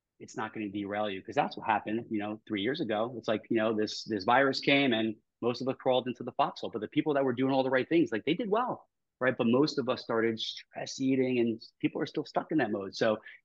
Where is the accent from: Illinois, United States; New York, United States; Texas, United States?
New York, United States; I talk fast because I'm from New York